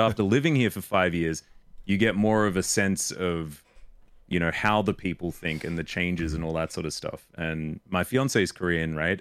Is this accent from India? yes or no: no; Australia; accent: Australian; I was brought up Australian